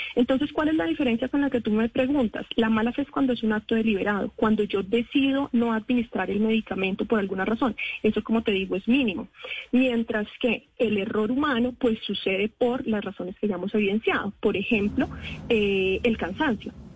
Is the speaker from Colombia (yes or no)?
yes; Colombia; nosotros como colombianos